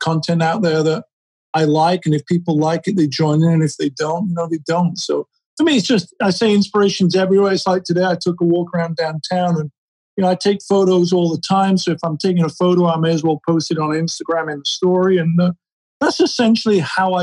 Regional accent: Sheffield, Yorkshire and the Humber, United Kingdom; moved away as an adult; now in Los Angeles, United States; I was born in Sheffield, England in 1967, moved out to LA as a 19-year-old in 1986

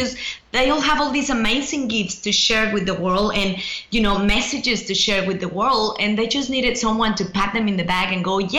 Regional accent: Mexico; accent: mixed; English is a second language; now in Australia; you know, I'm originally from Mexico

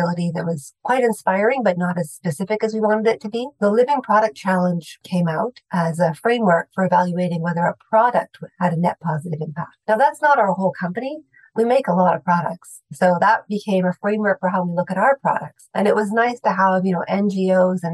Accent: Saskatchewan, Canada; I grew up in Saskatchewan

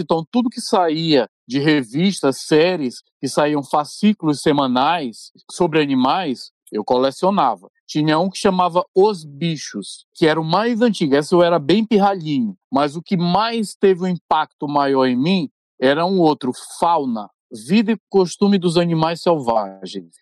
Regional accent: São Luís, Maranhão, Brazil; nascido e criado no Maranhão

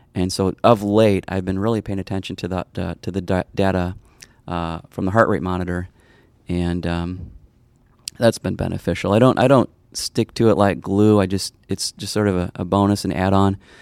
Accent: Arlington Heights, Illinois, United States; I grew up in the northwest suburbs of Chicago, a place called Arlington Heights.

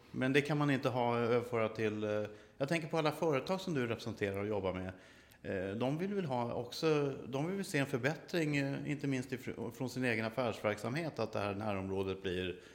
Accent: Stockholm, Stockholm County, Sweden; Det är ju en plats som man som stockholmare, det, det, är det är ingen man är stolt över den här platsen som den ser ut idag.

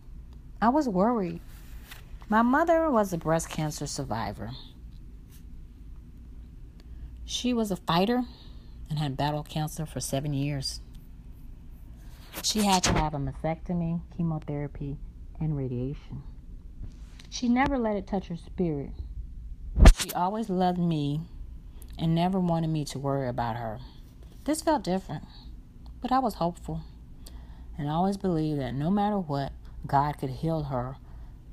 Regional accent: Brookhaven, Mississippi, United States; now in Chicago, United States; my hometown, Brookhaven, Mississippi

